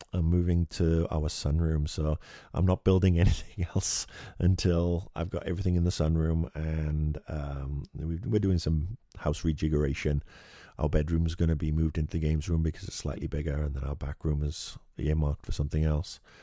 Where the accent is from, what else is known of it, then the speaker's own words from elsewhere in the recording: United Kingdom; As a Brit coming home from school